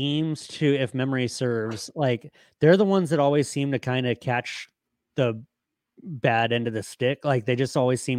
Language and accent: English; United States; as a USA guy